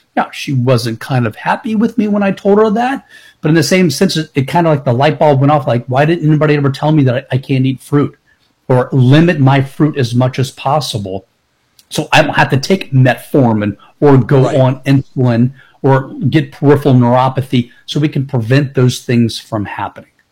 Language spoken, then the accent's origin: English; Tampa, Florida, United States; I've been born and raised in Tampa